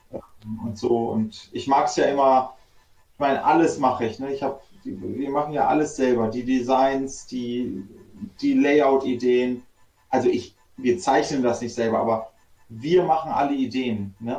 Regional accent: Göttingen, Lower Saxony, Germany; moved away as an adult; now in Berlin, Germany; wir sind ja ursprünglich aus Göttingen, sind auch groß geworden und dann irgendwann abgehauen.

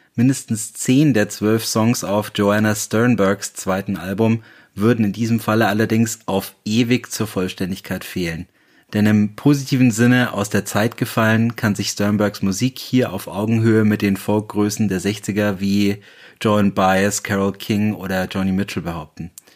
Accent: Bayreuth, Bavaria, Germany; in meiner Heimatstadt Bayreuth

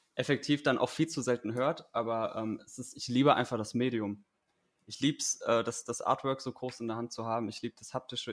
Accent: Hanau, Hesse, Germany; moved away as an adult; also born or lived in Gießen; now in Wiesbaden, Germany; geboren und aufgewachsen bin ich in Hanau

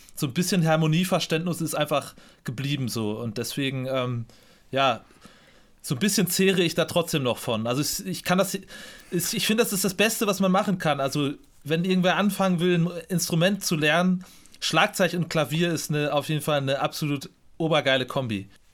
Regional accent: Münster, North Rhine-Westphalia, Germany; ich bin gebürtiger Münsteraner

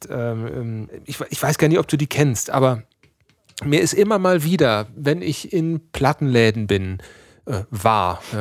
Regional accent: North Rhine-Westphalia, Germany; weil wir kommen aus dem Sauerland, ja, da ist Schützenfest, ist da, wird da eigentlich mit der Muttermilch aufgesogen.

